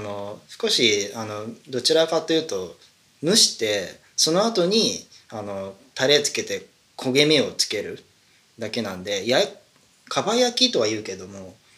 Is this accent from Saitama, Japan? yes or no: yes; Saitama, Japan; born or raised there